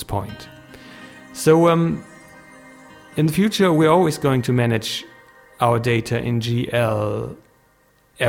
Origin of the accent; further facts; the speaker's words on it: Germany; English is a second language; I'm a German guy, so English is my native language